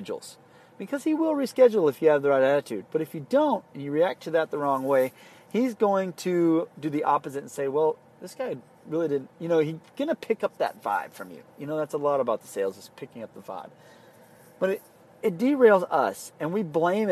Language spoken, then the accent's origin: English; South Padre Island, Texas, United States